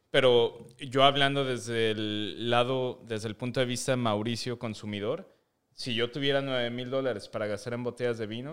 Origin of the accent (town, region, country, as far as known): Metepec, State of Mexico, Mexico; born or raised there